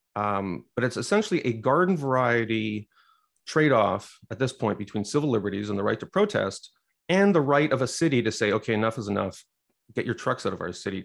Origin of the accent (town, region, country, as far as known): Quebec, Canada; born or raised there